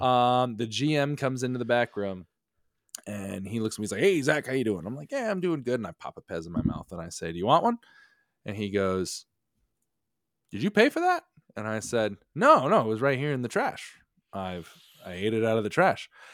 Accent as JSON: {"language": "English", "region": "Connecticut", "country": "United States", "tie": "born or raised there", "also_born_or_lived": "New York", "moved": "as an adult", "said": "growing up in New England"}